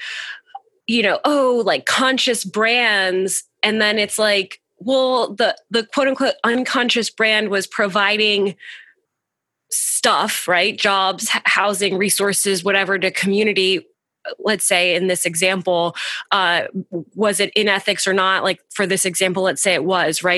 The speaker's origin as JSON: {"language": "English", "country": "United States", "tie": "born or raised there", "said": "I grew up in America"}